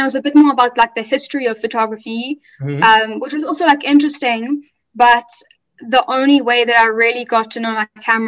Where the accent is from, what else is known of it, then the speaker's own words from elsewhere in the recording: Durban, KwaZulu-Natal, South Africa; I'm from Durban in South Africa.